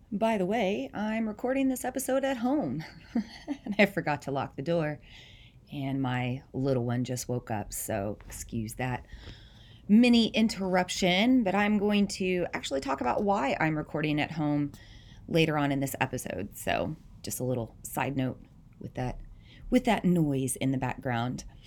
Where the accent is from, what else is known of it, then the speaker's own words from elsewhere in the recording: the South, United States; moved away as an adult; also born or lived in Southeast Iowa; now in Iowa, United States; I'm not from the Midwest originally, I'm from the South